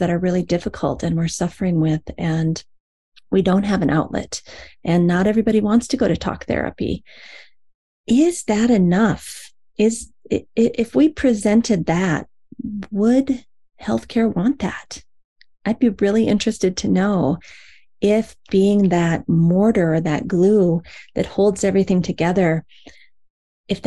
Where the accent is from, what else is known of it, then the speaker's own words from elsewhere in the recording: Iowa, United States; moved away; the community that I grew up in Iowa, long, long ago